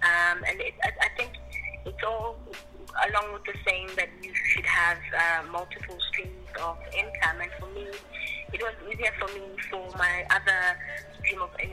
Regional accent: Nongoma, KwaZulu-Natal, South Africa; moved away; I grew up in Mwenongoma, Gwalindizwe, at a village called Gwalindizwe.

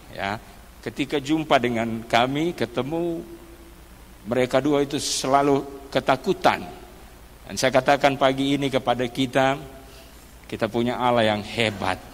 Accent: Maluku, Indonesia; also born or lived in Manado; Saya berasal dari Maluku tapi sudah lahir di Manado.

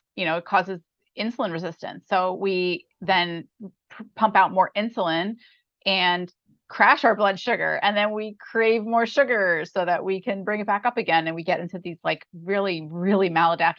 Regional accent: New York, United States; moved away as an adult; I'm from New York

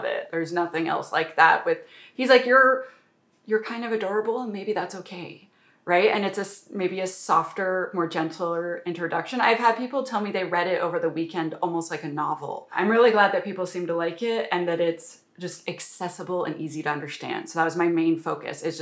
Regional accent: Canada; I'm a Canadian

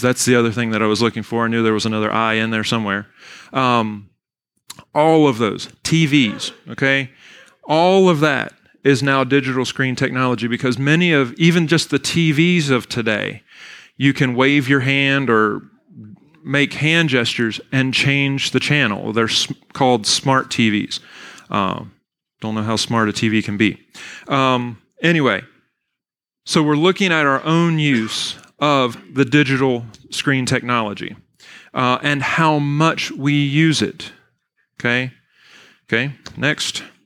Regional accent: Weyers Cave, Virginia, United States; also born or lived in Bari, Italy; I was born and raised in Weir's Cave, Virginia, went to Fort Defiance High School

